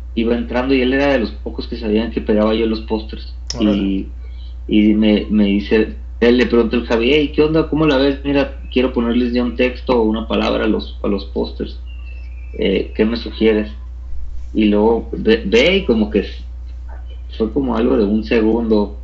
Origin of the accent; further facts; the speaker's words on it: Tijuana, Baja California, Mexico; moved away as an adult; now in Mexico City, Mexico; soy eh, oriundo de Tijuana